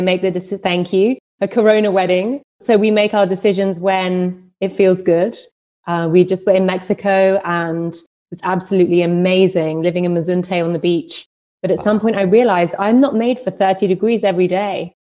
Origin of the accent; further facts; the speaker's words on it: London, United Kingdom; moved away as an adult; also born or lived in New York / Berlin; I'm from London and I lived there, worked across London and New York for many years